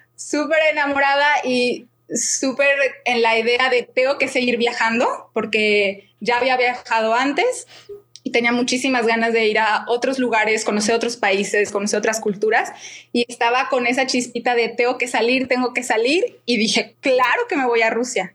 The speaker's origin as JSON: {"language": "Spanish", "town": "Guadalajara", "region": "Jalisco", "country": "Mexico", "also_born_or_lived": "Prague, Czech Republic", "moved": "as an adult", "lives_now": "Moscow, Russia", "said": "soy de Guadalajara y actualmente vivo en Moscú"}